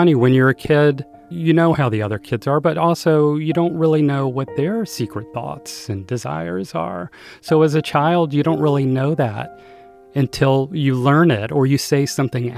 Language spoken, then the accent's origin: English; Greensboro, North Carolina, United States; I was born in 1963 in Greensboro, North Carolina. It was very a southern town, very provincial